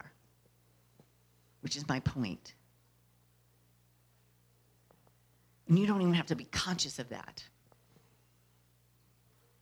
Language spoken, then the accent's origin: English; Nashville, Tennessee, United States; when I grew up in Nashville.